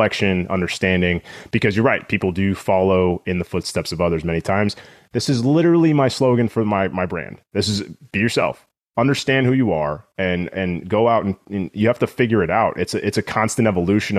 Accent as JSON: {"language": "English", "region": "West Coast", "country": "United States", "tie": "born or raised there", "said": "I grew up on the West Coast"}